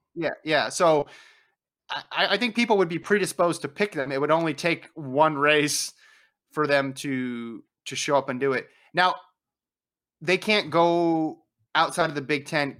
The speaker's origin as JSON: {"language": "English", "region": "Nevada", "country": "United States", "tie": "born or raised there", "said": "I grew up in Nevada, we say it Nevada"}